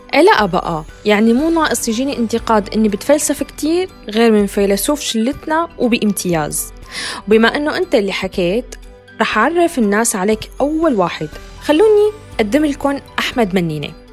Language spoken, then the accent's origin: Arabic; Syria; also born or lived in Turkey; now in Norway; من سوريا عشت بتركيا بس حاليا عايشة بالنرويج